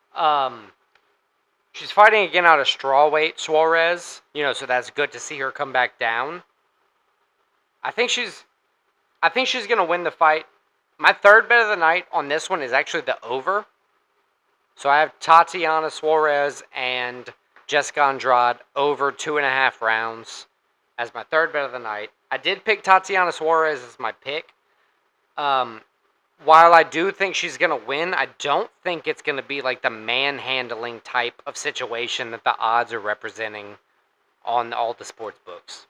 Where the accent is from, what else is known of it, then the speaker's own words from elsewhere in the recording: Louisiana, United States; we're from Louisiana.